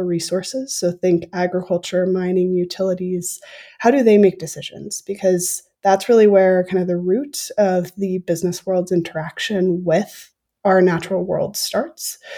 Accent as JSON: {"language": "English", "region": "Minnesota", "country": "United States", "tie": "born or raised there", "said": "I grew up in Minnesota"}